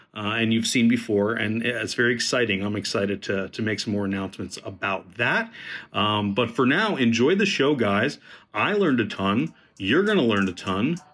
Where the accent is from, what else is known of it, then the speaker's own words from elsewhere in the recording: Newport Beach, California, United States; I grew up in Newport Beach.